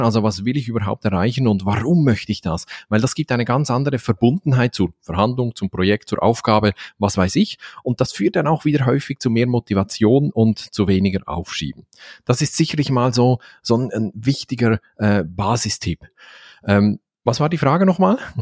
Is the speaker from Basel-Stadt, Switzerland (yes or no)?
no; Valais, Switzerland; accent: Valais German; wir Walliser in der Schweiz